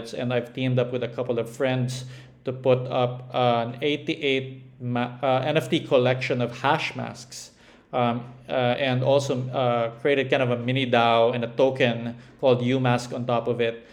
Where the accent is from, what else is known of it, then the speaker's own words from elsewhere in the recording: Philippines; I'm Filipino